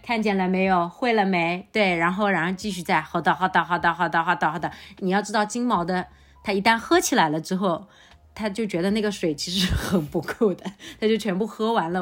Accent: Changzhou, Jiangsu, China; 我们常州这边

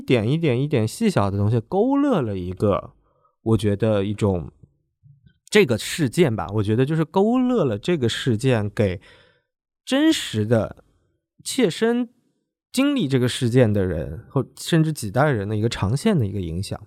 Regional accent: China; 我们大陆这边的人，他就会好奇

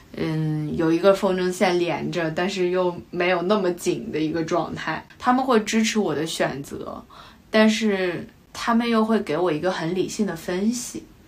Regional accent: China; moved away as an adult; now in London, United Kingdom; 我们是中国人，但是我们从伦敦来的，我们在伦敦上学

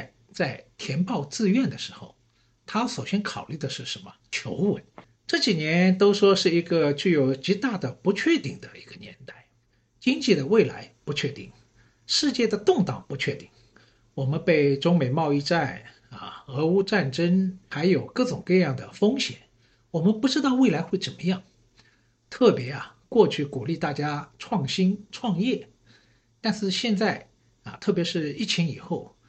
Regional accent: Shanghai, China; 因为呢，我是上海人，所以呢，对城市这一块呢，好像也特别有感觉。

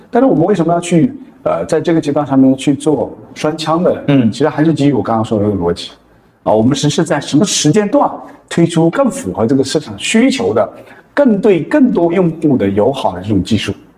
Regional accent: Hunan, China; 我们是哦。湖南， 湖南人

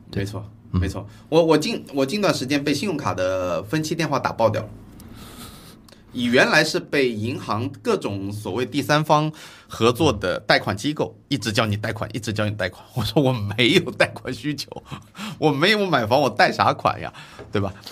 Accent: China; 我们中国人

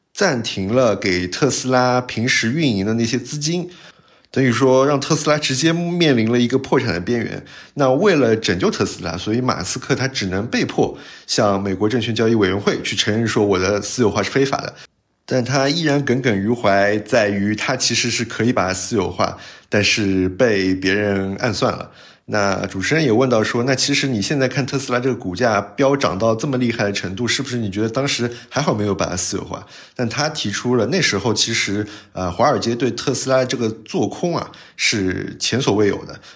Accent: China; 我们中国人最喜欢这样说话了

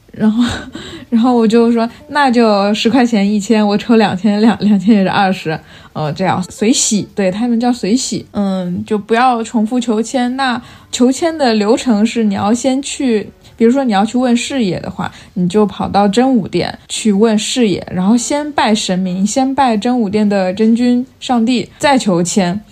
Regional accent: Fujian, China; now in Beijing, China; 像我们福建那边很多人需要出海

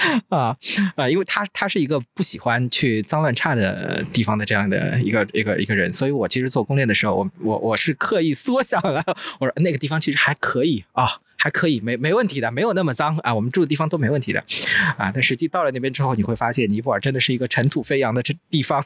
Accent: Wuxi, Jiangsu, China; 我小时候生活过的地方

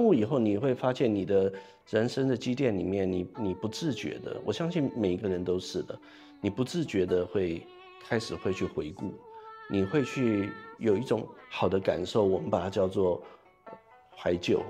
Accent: Taipei, Taiwan; moved away; 我从小在这个台湾的台北生长，呃，也是一个城市，也我们也有一条河，淡水河

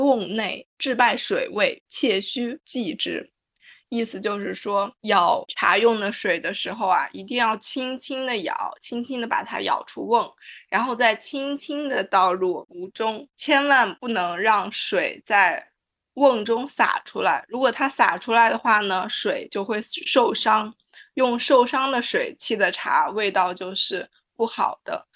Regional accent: northern China, China; 身为北方人的我

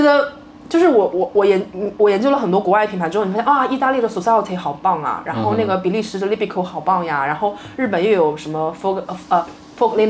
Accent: Nantong, Jiangsu, China; 我老家南通嘛

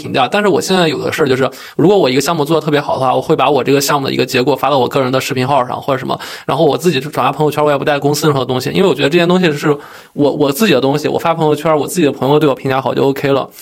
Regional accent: Yuncheng, Shanxi, China; now in Beijing, China; 因为我家乡是个四线小城市，叫运城

